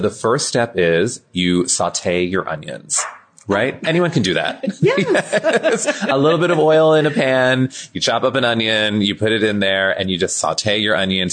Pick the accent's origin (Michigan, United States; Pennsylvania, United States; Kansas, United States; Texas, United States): Pennsylvania, United States; I was born and raised in a small town in Pennsylvania